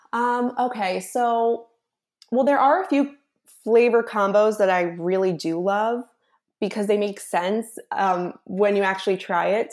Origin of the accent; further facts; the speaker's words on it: Philadelphia, Pennsylvania, United States; moved away; also born or lived in Dallas; I grew up in Philadelphia